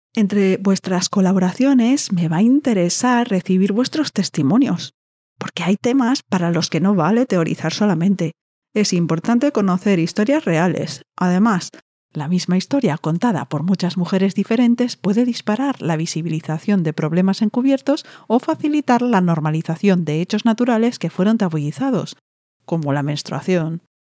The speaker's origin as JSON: {"language": "Spanish", "country": "Spain", "accent": "Peninsular Spanish (with distinción, 'full of z's')", "said": "mi voz mi acento lleno de zetas"}